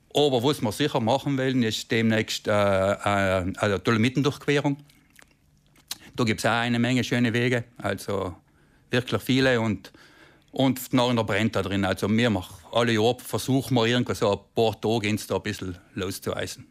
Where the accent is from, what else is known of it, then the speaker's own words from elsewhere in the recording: South Tyrol, Trentino-Alto Adige, Italy; mir als Südtiroler